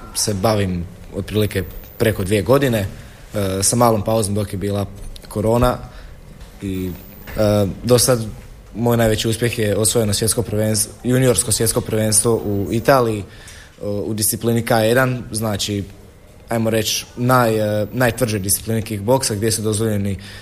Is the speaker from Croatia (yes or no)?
yes; Široko Polje, Osijek-Baranja County, Croatia; dolazim iz Širokog polja, mjesto pored Đakova.